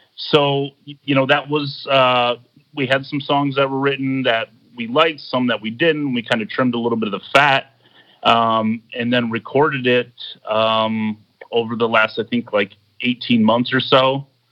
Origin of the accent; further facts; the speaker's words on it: Midwest, United States; moved away; I'm from the Midwest originally